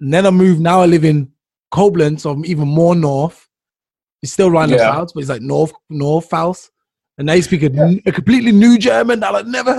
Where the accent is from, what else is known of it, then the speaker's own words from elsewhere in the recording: Jamaica; Jamaican. I'm Jamaican.